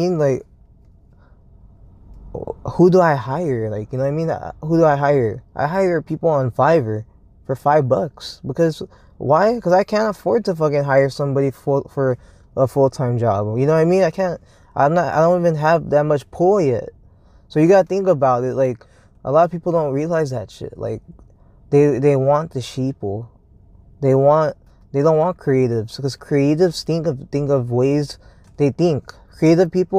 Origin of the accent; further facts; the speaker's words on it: Hawthorne, California, United States; I grew up in California. I grew up in fucking Hawthorne, California